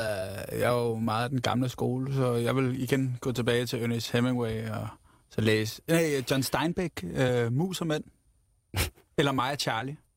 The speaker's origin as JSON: {"language": "Danish", "town": "Ramløse", "region": "Capital Region of Denmark", "country": "Denmark", "tie": "born or raised there", "said": "Jeg er vokset op i Ramløs"}